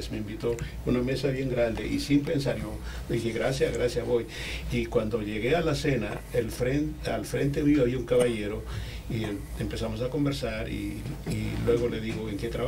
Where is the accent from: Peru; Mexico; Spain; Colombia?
Peru; also born or lived in Lima